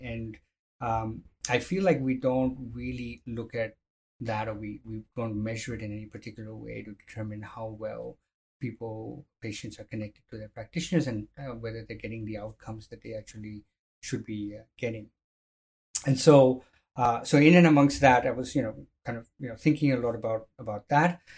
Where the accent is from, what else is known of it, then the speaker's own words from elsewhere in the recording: Jordan; moved away as an adult; also born or lived in India / United States; now in Melbourne, Australia; I grew up in Jordan in the in the Middle East